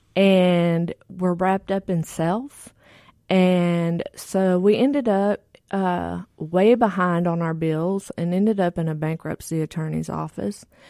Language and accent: English; Texas, United States; I grew up in Texas, and both my parents were functioning drug addicts and alcoholics.